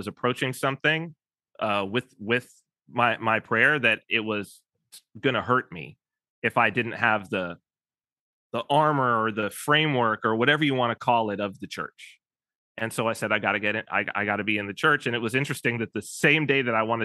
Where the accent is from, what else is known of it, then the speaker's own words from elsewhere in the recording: Southern California, United States; we're both from Southern California, which my family is as well